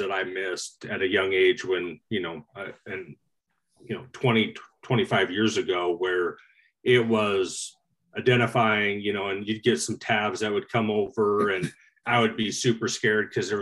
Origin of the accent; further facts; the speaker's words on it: Eastern Oregon, United States; also born or lived in Willamette Valley; growing up in Eastern Oregon, where it was mostly honkers